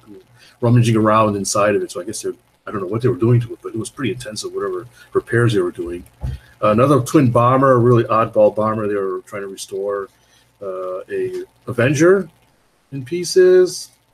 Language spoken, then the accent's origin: English; Toronto, Ontario, Canada; We're from the Toronto area.